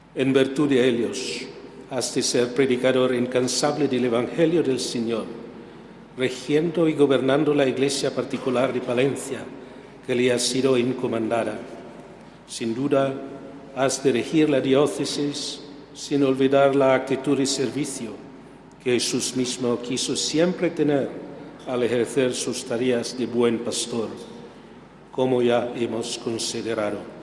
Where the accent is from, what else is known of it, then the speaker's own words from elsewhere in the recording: Philippines; now in Spain; mi tierra de Filipinas